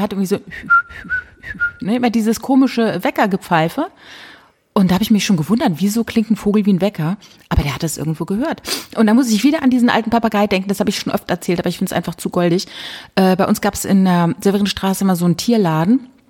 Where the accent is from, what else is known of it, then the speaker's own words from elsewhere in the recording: Rhineland-Palatinate, Germany; bei uns in der Pfalz